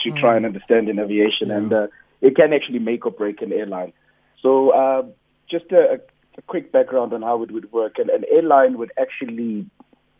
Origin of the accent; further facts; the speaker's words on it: Soweto, Gauteng, South Africa; also born or lived in Springs (Duduza), Gauteng / Eshawela Mafletini; I grew up in Protea North in Soweto. Sure. Actually born Eshawela Mafletini, and grew up in Springs at Duduza, then moved all the way back to Soweto, the Protea North